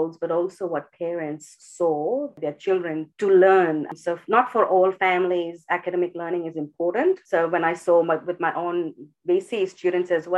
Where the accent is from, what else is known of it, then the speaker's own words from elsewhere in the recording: Mumbai, Maharashtra, India; moved away as an adult; also born or lived in Melbourne, Australia; now in Australia; born and brought up in India, in Mumbai